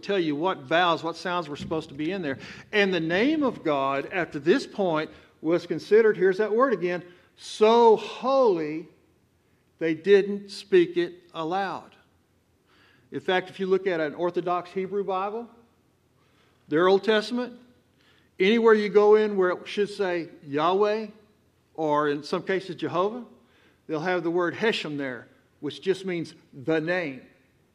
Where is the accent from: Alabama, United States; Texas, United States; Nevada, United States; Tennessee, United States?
Texas, United States; accent: Texan; I'm from Texas. I talk like a Texan